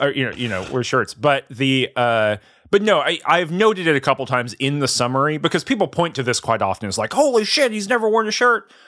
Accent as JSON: {"language": "English", "region": "the South", "country": "United States", "said": "I'm from the South"}